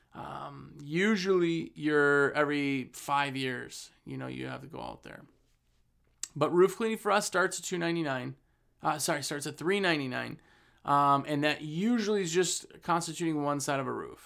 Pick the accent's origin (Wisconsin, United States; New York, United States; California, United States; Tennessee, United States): Wisconsin, United States; I'm from Wisconsin. We ran a business in Wisconsin for years and years